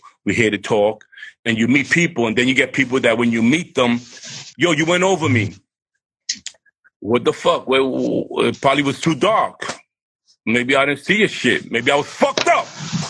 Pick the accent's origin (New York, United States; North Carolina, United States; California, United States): New York, United States; New York City; also born or lived in Bushwick, Brooklyn; I'm from East New York